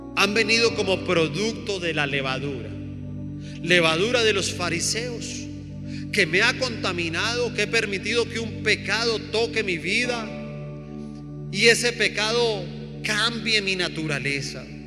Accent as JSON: {"language": "Spanish", "country": "Colombia", "said": "nosotros como colombianos"}